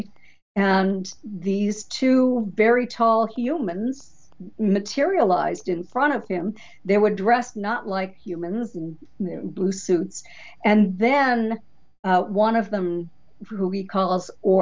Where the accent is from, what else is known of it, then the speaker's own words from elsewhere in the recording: New Hampshire, United States; now in Florida, United States; I grew up in New Hampshire